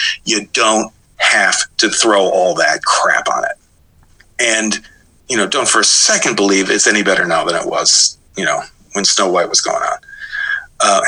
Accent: Midwest, United States; moved away; I was from the Midwest. You know, I could tell you the various, you know, brand, you know, the various kinds of corn we used to feed cows

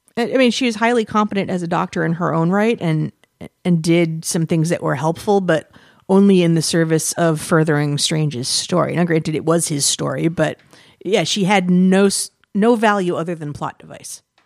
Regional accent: United States; we're filthy Americans

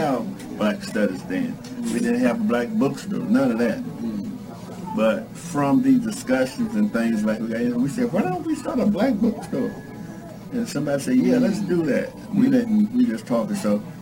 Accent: Durham, North Carolina, United States; I'm from Durham, North Carolina

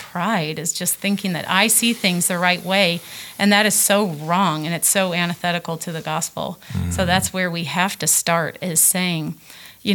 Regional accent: Illinois, United States; I grew up in Illinois

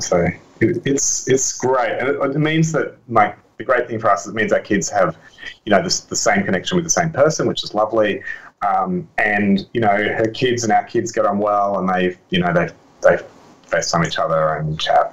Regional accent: Australia; I'm Australian

